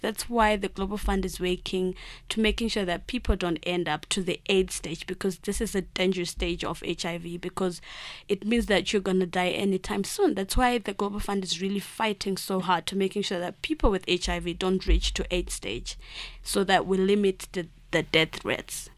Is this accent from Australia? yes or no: no; Mashonaland Central, Zimbabwe; where I come from, I live in, um, a rural district. It's in the March Central part of Zimbabwe